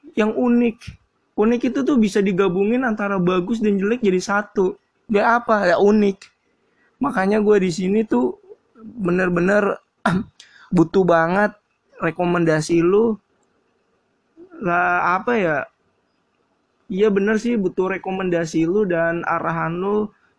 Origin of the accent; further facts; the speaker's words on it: Jakarta, Indonesia; Gua asli Jakarta